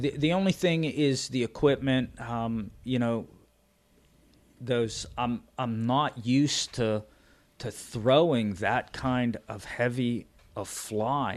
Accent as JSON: {"language": "English", "region": "Pennsylvania", "country": "United States", "said": "I'm from Pennsylvania"}